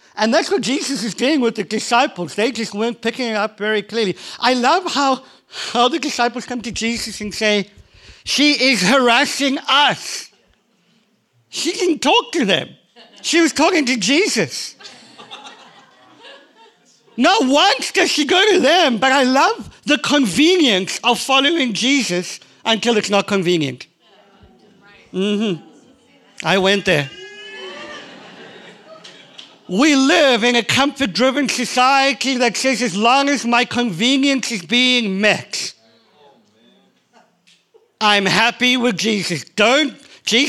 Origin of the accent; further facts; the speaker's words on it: South Africa; I'm from South Africa